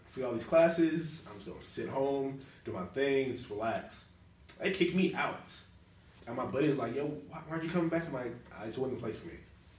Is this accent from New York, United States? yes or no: no; Birmingham, Alabama, United States; moved away as an adult; now in Pensacola, United States; I'm from Birmingham, Alabama.